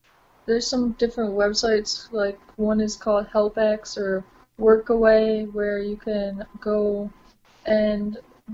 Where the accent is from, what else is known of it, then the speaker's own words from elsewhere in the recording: Corner Brook, Newfoundland and Labrador, Canada; I grew up on Brook, Newfoundland